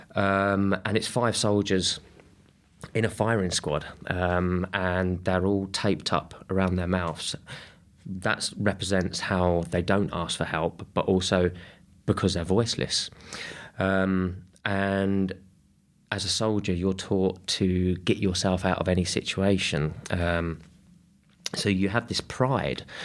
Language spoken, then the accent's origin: English; Kent, South East England, United Kingdom; I grew up in Kent